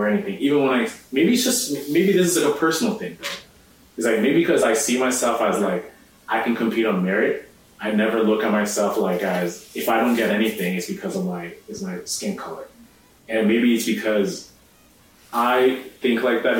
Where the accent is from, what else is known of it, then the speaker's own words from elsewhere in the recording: Sarnia, Ontario, Canada; also born or lived in Nairobi, Kenya / Toronto, Canada; I grew up in a city called Sarnia in southwestern Ontario. When I immigrated from Nairobi in 2003, we lived in Toronto, lived in North York for about 3 years, then moved to Sarnia from 06, and I went to lived there until grade 12